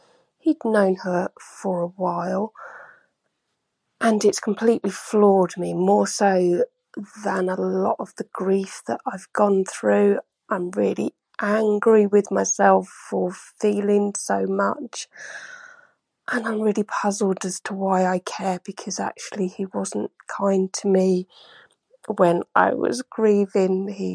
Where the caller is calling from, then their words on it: London, United Kingdom; I'm ringing from London.